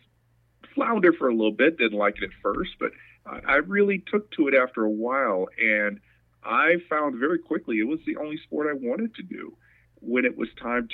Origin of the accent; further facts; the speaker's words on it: St. Louis, Missouri, United States; I was born and raised in St. Louis, Missouri